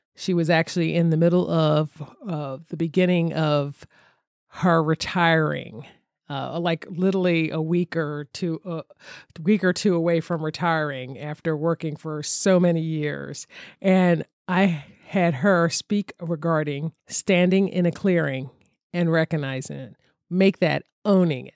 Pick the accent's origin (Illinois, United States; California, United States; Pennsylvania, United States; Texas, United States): Pennsylvania, United States; Philadelphia; I'm originally from Philadelphia.